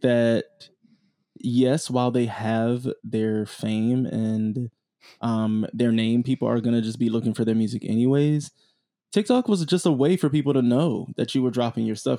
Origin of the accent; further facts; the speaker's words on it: South Florida, United States; I'm from South Florida